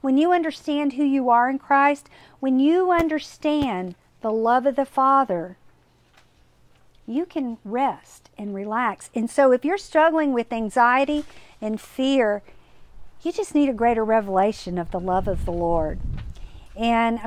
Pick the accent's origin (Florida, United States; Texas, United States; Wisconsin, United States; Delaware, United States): Texas, United States; Kerrville; I grew up in Kerrville